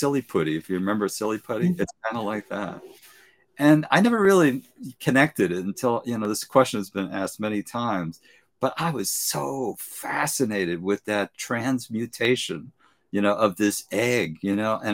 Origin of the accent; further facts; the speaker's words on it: New York City, New York, United States; I was brought up in East New York and the government projects with gangs.